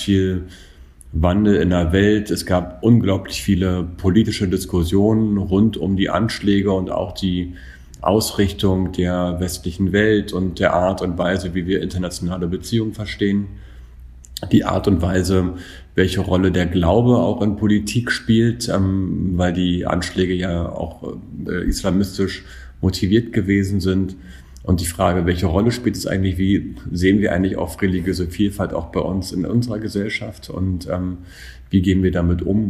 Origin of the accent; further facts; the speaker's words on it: Berlin, Germany; also born or lived in Friedrichshain, Berlin; bin aber der Ehrlichkeit halber kein gebürtiger Neuköllner, sondern gebürtiger Friedrichshainer und dann in der Kindheit hergezogener Neuköllner